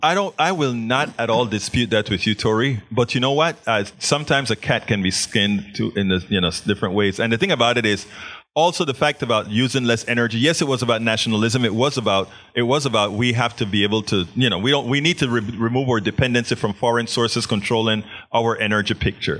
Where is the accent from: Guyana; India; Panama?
Panama; moved away; I was always a science nerd growing up in Panama.